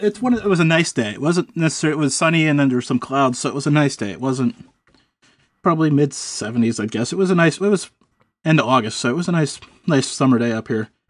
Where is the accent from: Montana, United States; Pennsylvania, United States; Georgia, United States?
Pennsylvania, United States; I'm from Pennsylvania